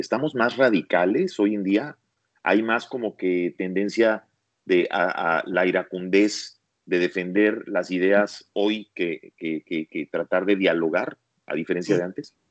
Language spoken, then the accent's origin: Spanish; Mexico; now in United States; en México, en mi país, y aquí en Estados Unidos